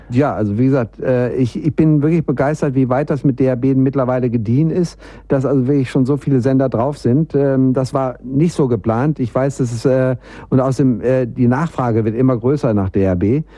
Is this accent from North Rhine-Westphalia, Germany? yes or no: yes; Bielefeld, North Rhine-Westphalia, Germany; now in Munich, Germany; wenn ich hier von Bayern in meine alte Heimat Bielefeld nach oben düse